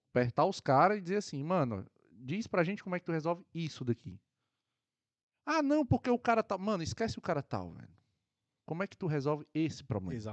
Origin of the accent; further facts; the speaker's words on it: Ceará, Brazil; Eu conheço, de perto, tô, sou do Ceará.